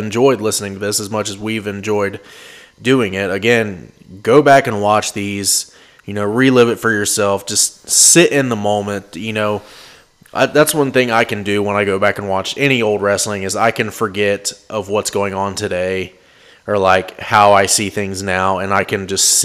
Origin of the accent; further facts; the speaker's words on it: Cincinnati, Ohio, United States; we are from the Cincinnati area